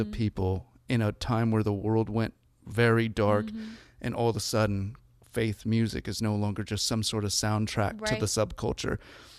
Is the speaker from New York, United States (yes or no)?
no; Seattle, Washington, United States; as a Seattleite, we don't trust people from Portland.